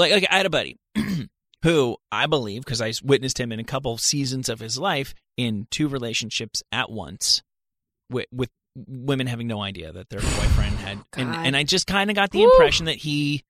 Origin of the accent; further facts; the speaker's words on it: New Jersey, United States; moved away; I'm from New Jersey.